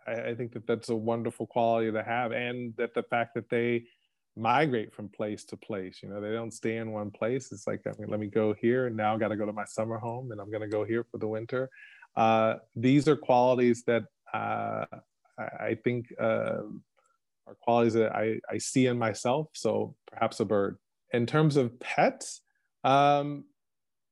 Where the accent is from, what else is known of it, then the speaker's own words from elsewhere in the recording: Texas, United States; moved away as an adult; also born or lived in Oklahoma / Japan; now in Germany; I grew up in Texas